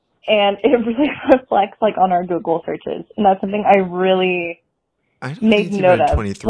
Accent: California, United States; I am from California. You can probably tell by my accent, Slay.

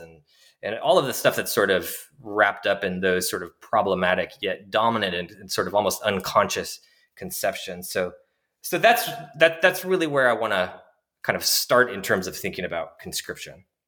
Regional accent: Washington, United States; moved away as an adult; also born or lived in New York City, United States; I'm originally from Washington State in the greater Pacific Northwest

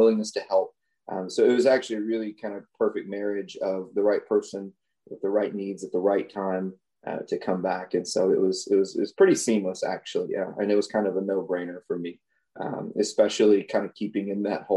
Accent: Henderson, Texas, United States; moved away as an adult; also born or lived in Houston, Texas; I'm actually from East Texas, a very, very, very small town of Henderson.

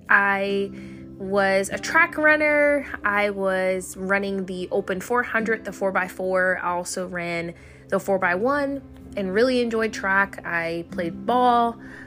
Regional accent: Fort Riley, Kansas, United States; born there; also born or lived in Germany; So I was born in Fort Riley, Kansas. It's a small town in Kansas. And both my parents were in the military. They were both Army. And so I spent my life all over the world.

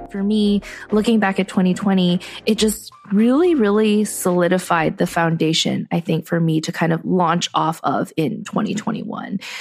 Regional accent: United States; I grew up in a society that values people who think outside of the box

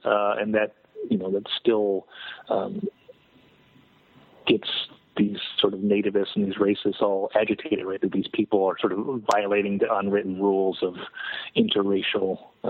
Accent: Yakima, Washington, United States; correct, in Yakima, my hometown.

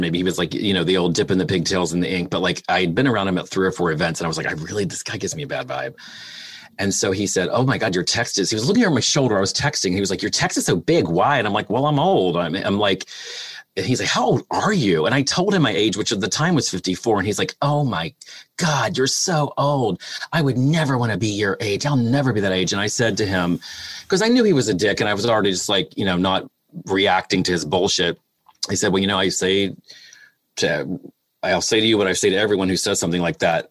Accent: West Virginia, United States; moved away as an adult; now in Los Angeles, United States; my hometown in West Virginia

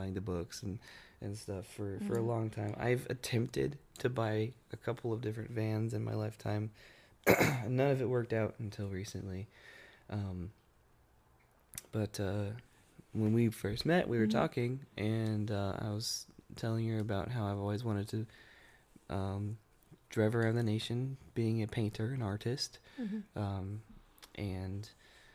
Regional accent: Texas, United States; we are living in Texas right now. I am from Texas.

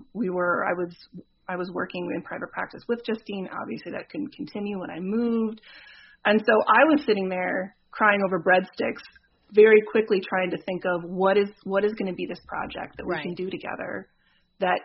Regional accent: Minnesota, United States; moved away as an adult; now in Chicago, United States; I am born and raised in Minnesota. And at that point, I was living in Minneapolis, but I was going to be moving to Chicago, which is where I am currently

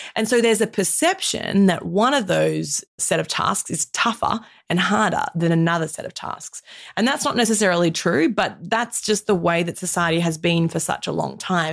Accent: Australia; as an Australian woman in my mid-thirties

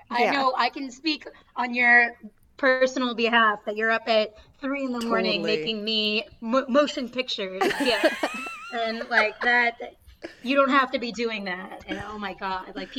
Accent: Boston, Massachusetts, United States; accent: Boston; that's my Boston accent.

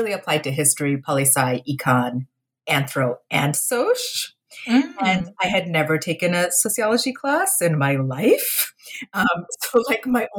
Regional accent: Kolkata, West Bengal, India; now in United States; I was born in India, in Kolkata, you know, to, like, a lower middle class family.

